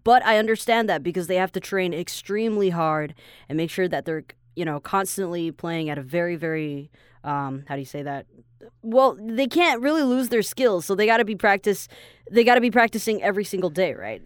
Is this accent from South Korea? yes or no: no; Taiwan